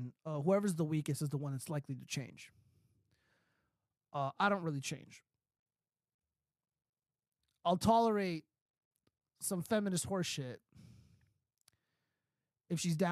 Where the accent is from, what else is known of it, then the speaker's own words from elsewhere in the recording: California, United States; I'm from California